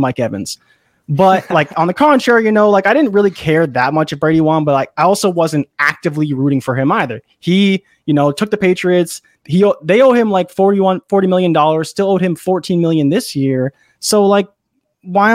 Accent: Toronto, Ontario, Canada; where I'm from Toronto

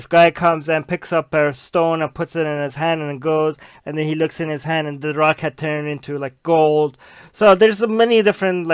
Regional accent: Iran; moved away; me growing up in Iran in a Shia world

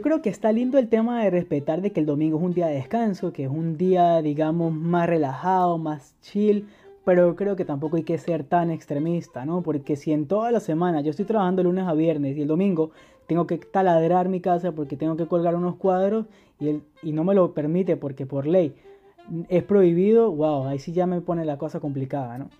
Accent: San Cristóbal, Táchira, Venezuela; moved away as an adult; now in Germany; soy de San Cristóbal, Venezuela. Tengo aquí viviendo en Alemania desde enero de 2015

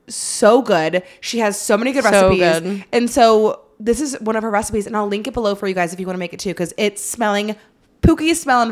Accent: Florida, United States; I mean, I'm from Florida. I feel like I have pretty good guesses because everyone goes to those SEC schools.

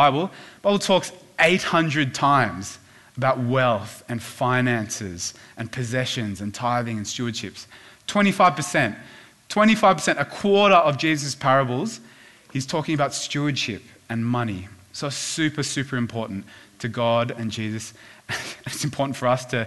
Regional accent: Sydney, New South Wales, Australia; also born or lived in Korea; we moved to the Northern Beaches when I was in primary school

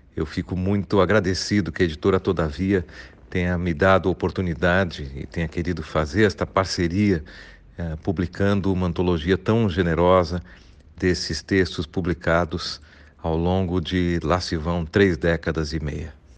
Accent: Porto Alegre, Rio Grande do Sul, Brazil; moved away; also born or lived in York, England; de Porto Alegre, minha cidade natal

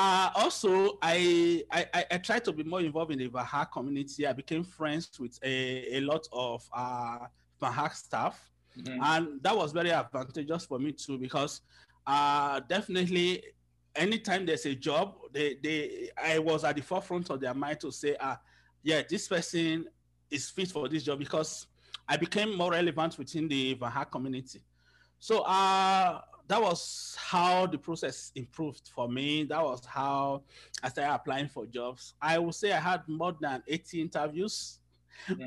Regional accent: Nigeria; moved away as an adult; also born or lived in Lagos, Nigeria; now in Toronto, Canada; I am from Nigeria. I lived in Lagos.

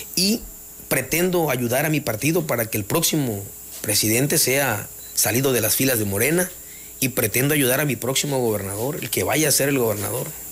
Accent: Jonuta, Tabasco, Mexico; mi deseo es cambiarle la imagen a mi, a mi pueblo

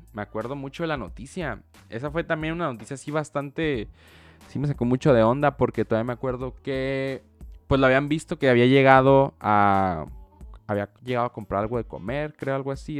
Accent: Baja California, Mexico; yo soy de Baja California

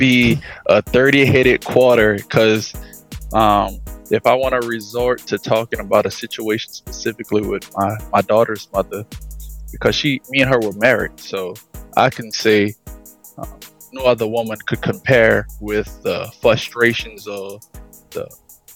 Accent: Edgard, Louisiana, United States; moved away; also born or lived in LaPlace, Louisiana; I'm originally from Edgard

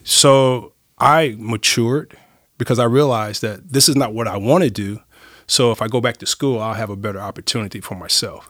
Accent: Los Angeles, California, United States; moved away as an adult; now in Nacogdoches, United States; I was brought up in Los Angeles

